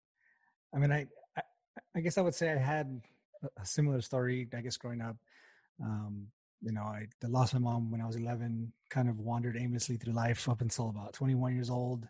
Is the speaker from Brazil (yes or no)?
no; El Paso, Texas, United States; I grew up in West Texas. I'm from El Paso originally.